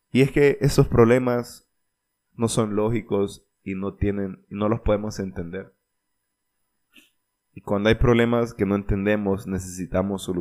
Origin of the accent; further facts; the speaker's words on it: Olancho, Honduras; más que todo de donde yo soy en Olancho se dice, lo he escuchado mucho y es que pues al menos seguimos respirando.